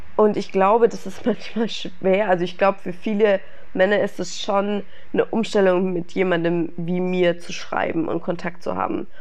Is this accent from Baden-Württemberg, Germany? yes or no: yes; Stuttgart, Baden-Württemberg, Germany; moved away; als ich in meiner Heimat war in Stuttgart